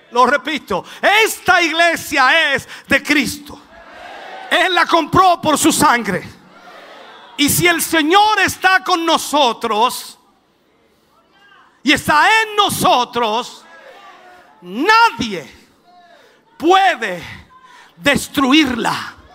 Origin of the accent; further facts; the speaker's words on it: Minas del Prado, Chile; born there; Allá nací yo, en Minas del Prado, allá, ni siquiera en un hospital, ni siquiera en una posta.